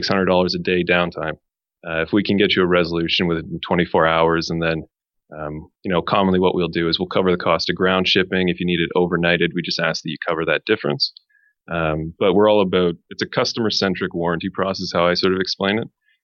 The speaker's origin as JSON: {"language": "English", "town": "Montreal", "region": "Quebec", "country": "Canada", "moved": "yes", "lives_now": "Toronto, Canada", "said": "I'm originally from Montreal"}